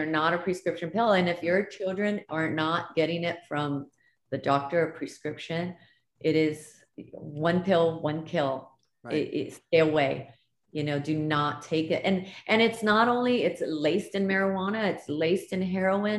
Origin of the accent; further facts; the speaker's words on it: Hawaii, United States; moved away; I'm originally from Hawaii, born and raised in Hawaii